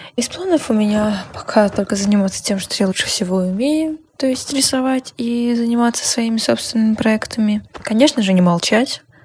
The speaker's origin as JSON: {"language": "Russian", "region": "Minsk", "country": "Belarus", "tie": "born or raised there", "also_born_or_lived": "Moscow, Russia", "moved": "as an adult", "said": "Я переехала в Россию из Минска"}